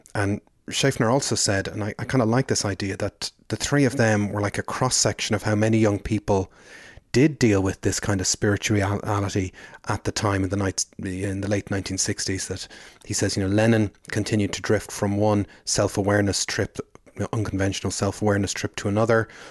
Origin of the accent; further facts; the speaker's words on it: Ireland; growing up in Catholic Ireland